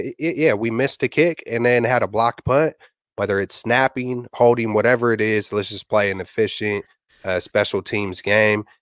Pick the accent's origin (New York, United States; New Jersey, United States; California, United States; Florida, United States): California, United States; Bay Area; I'm born and raised in the Bay Area